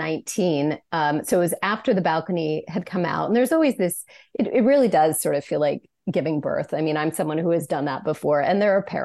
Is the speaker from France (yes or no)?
yes; France; also born or lived in United States; even though I was being displaced to my home country, I started to write about France